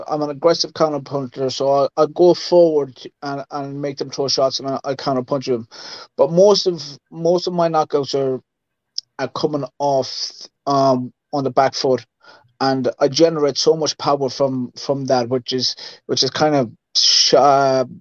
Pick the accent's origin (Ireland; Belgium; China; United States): Ireland; Yeah, I'm an Irish traveler.